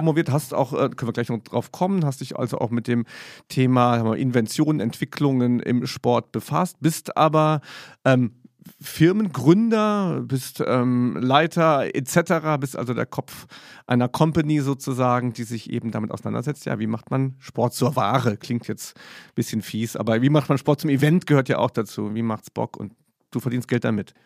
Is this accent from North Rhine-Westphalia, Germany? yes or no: no; Saarbrücken, Saarland, Germany; als ich in Saarbrücken dann auf der Schule war